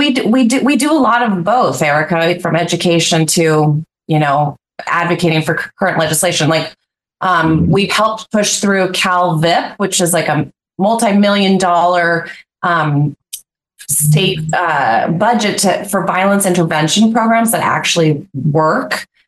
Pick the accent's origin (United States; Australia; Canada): United States; Littleton, Colorado; now in Santa Barbara, United States; I'm also from Littleton, Colorado, home of the Columbine shooting. I'm a mother